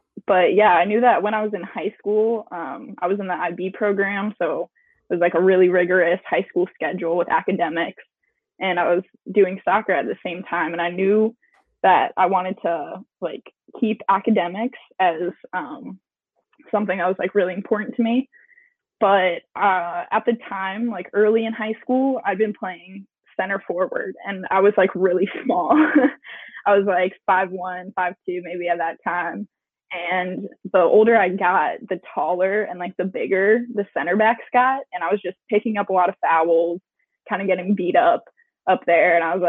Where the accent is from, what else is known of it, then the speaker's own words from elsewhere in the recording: St. Paul, Minnesota, United States; born there; And I was actually born in Minnesota. I was born here in St. Paul.